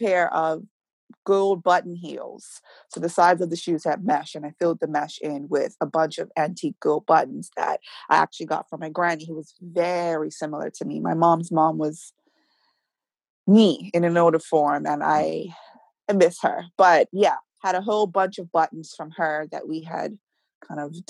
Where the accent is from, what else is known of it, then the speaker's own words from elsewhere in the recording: Warwick Parish, Bermuda; I grew up in Warwick. I'm a countryside girl